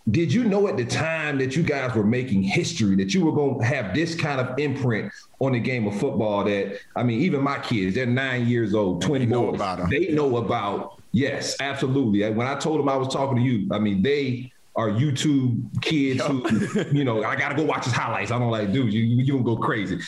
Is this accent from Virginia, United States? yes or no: yes; Virginia, United States; I grew up in the Virginia area